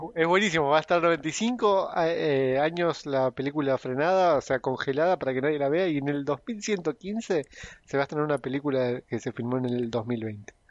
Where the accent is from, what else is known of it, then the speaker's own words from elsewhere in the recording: Argentina; somos los argentinos